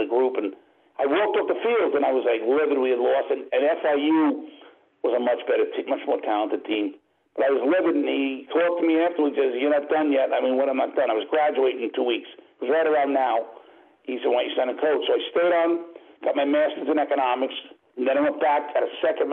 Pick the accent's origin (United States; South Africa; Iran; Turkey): United States; Brentwood, New York; I grew up in Brentwood, Long Island, a very, very diverse area